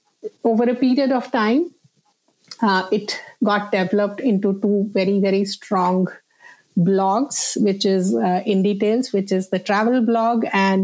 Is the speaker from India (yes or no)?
yes; India; And I grew up in India in various places because my father worked in the defense.